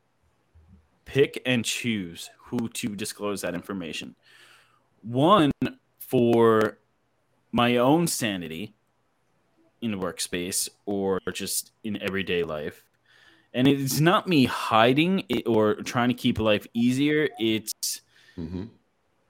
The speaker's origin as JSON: {"language": "English", "town": "Philadelphia", "region": "Pennsylvania", "country": "United States", "tie": "born or raised there", "moved": "yes", "lives_now": "Texas, United States", "said": "I'm from Philadelphia. All my family's up there. Everybody that I know and grew up with in Texas, in Philadelphia, is everybody lives up there"}